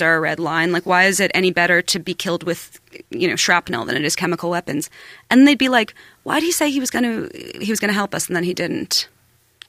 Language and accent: English; New York, United States; I was born in New York